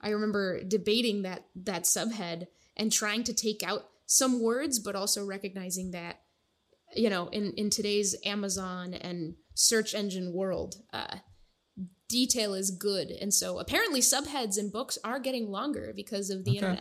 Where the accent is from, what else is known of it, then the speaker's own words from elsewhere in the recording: Dover, New Hampshire, United States; moved away as an adult; also born or lived in Monterrey, Nuevo León, Mexico / Dallas, Texas / Maine; now in Seattle, United States; I spent basically my whole childhood in, just like a small Seacoast proximate town, in Dover, New Hampshire.